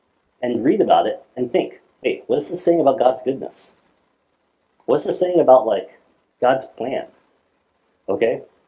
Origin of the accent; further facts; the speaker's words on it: South Korea; born there; Most of you guys know I was born in Korea.